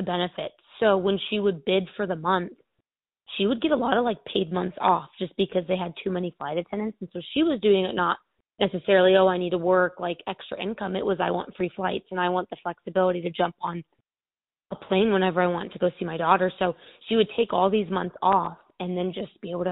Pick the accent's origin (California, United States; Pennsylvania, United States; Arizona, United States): Arizona, United States; Phoenix; also born or lived in Oxford, Ohio; I'm from Phoenix, Arizona, and I moved about 1,800 miles away to Oxford, Ohio